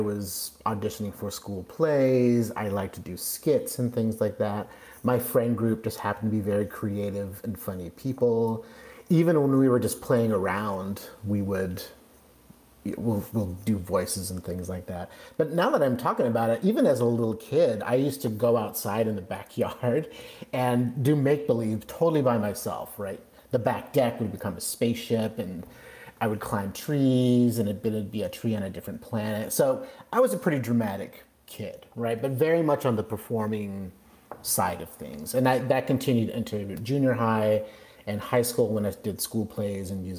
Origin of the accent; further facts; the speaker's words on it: Kirkland, Washington, United States; moved away as an adult; also born or lived in Ellensburg, Washington / California; now in Central Coast, California, United States; I was born and raised right outside of Seattle, a suburb of Seattle called Kirkland, Washington